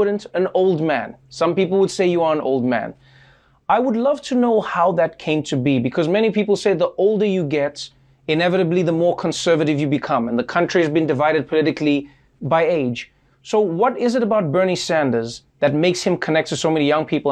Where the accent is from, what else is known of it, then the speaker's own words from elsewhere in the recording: South Africa; moved away; as a South African